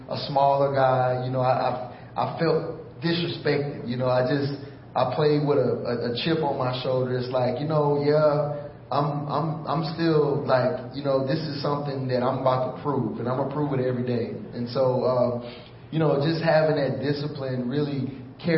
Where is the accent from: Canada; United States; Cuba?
United States; Houston, Texas; also born or lived in Missouri City, Texas; I was born and raised in Houston, Texas